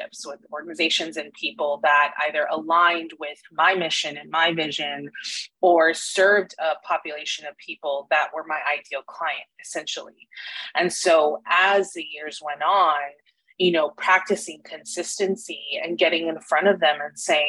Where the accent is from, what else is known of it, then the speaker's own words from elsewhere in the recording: McAllen, Texas, United States; now in Austin, United States; I'm originally from McAllen down south, and so born and raised in Texas